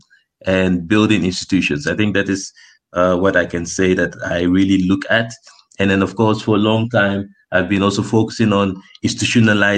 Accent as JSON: {"language": "English", "country": "Netherlands", "tie": "born or raised there", "moved": "yes", "lives_now": "Ghana", "said": "when I was growing up in the Netherlands"}